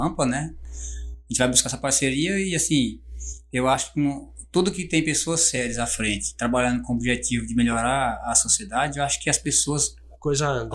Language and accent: Portuguese; São Félix do Araguaia, Mato Grosso, Brazil; also born or lived in Barra do Garças; now in Confresa, Brazil; Sou natural de São Félix do Araguaia